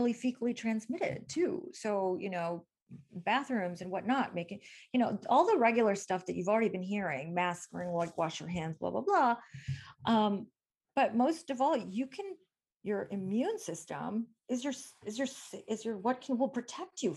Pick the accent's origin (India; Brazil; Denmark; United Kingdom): India; also born or lived in Michigan; now in Stanford, United States; I'm from India